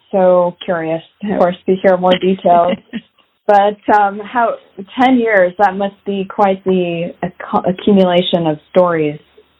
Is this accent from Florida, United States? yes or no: no; Ohio, United States; I've been born and raised in Ohio all my life